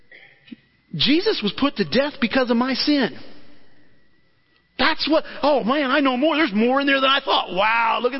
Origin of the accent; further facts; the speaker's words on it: Alton, Illinois, United States; I grew up in the Christian church, went to a couple different ones in the Alton area